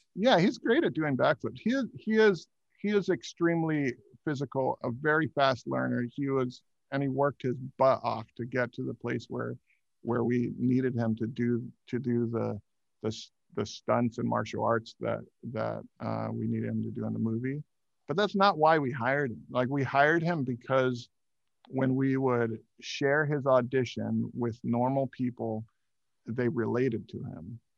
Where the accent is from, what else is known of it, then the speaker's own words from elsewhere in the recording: Hawaii, United States; I grew up in Hawaii